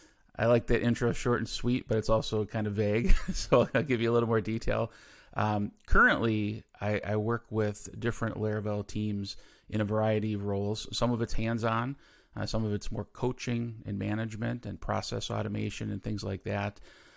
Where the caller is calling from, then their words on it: Milwaukee, Wisconsin, United States; So I live near Milwaukee, Wisconsin in the U.S.